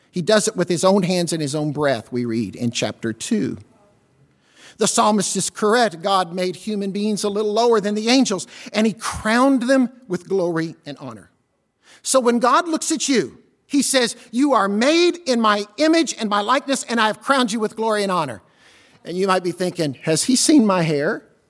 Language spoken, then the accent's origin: English; Southern Illinois, United States; I'm from Southern Illinois